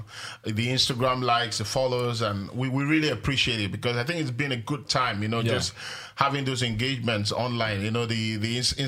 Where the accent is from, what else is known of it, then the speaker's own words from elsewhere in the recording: Nigeria; people tend to forget that I'm Nigerian